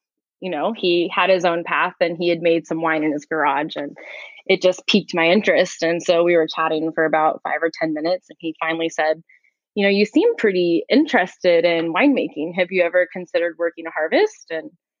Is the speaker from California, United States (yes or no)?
yes; Visalia, California, United States; I grew up in the Central Valley in California in a town called Visalia.